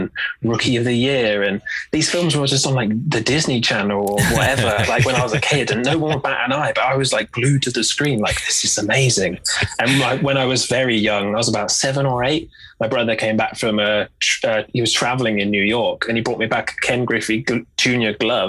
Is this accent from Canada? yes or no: no; United Kingdom; as a British fan